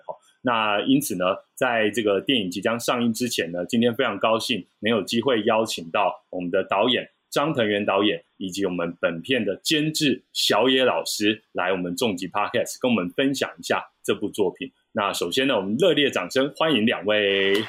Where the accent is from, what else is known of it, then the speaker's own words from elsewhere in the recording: Taiwan; 像我们一样所谓土生土长的台湾人